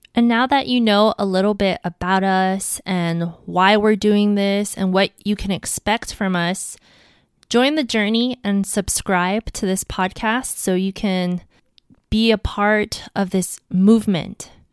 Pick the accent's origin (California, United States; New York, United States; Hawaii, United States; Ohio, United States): Hawaii, United States; Honolulu; I'm from Hawaii, Honolulu, to be exact.